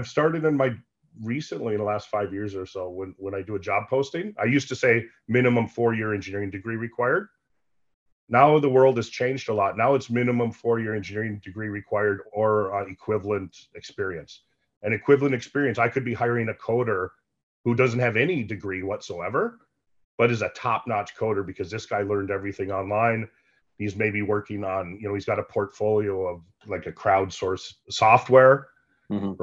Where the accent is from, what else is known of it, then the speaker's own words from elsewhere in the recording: United States; moved away as an adult; now in Canada; I'm an American, but I work in Canada now for the last 13 years